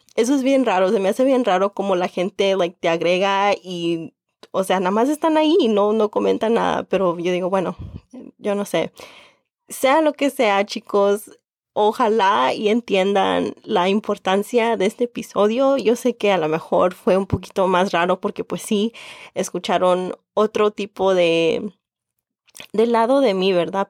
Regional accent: Mexico; first language Spanish; also born or lived in Indiana; now in Chicago, United States; soy mexicana con mucho orgullo

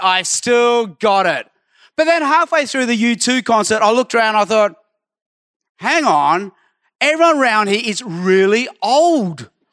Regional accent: Sydney, New South Wales, Australia; also born or lived in Hong Kong; I was born in Hong Kong, but grew up in Australia

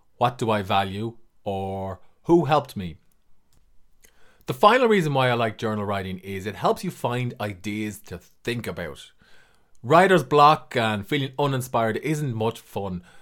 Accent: Ireland; I'm an author from Ireland

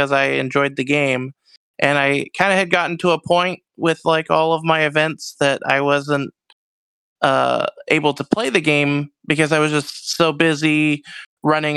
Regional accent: Canada; also born or lived in Rochester, Minnesota; I'm Canadian

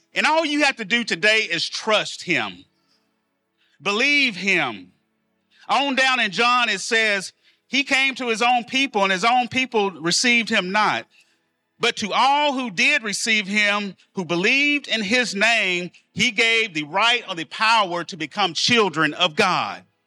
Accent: El Dorado, United States; I'm from El Dorado, product of the public school systems

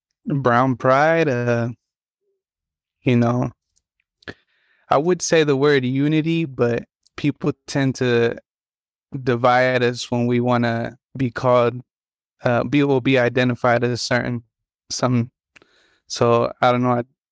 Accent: Chicago, Illinois, United States; born there; now in Humboldt, United States; So I was born in Chicago, but my parents, at like when I was 6 months old

